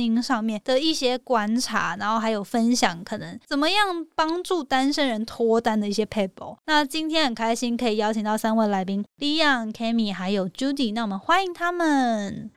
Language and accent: Chinese; Hualien, Hualien County, Taiwan; 因为我来自花莲 花莲嘛